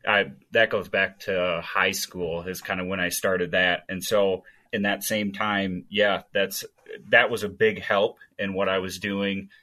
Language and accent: English; Stillwater, Minnesota, United States; now in Montana, United States; that's correct. Still get back from time to time, but I think at the, my heart, I'm still a Minnesotan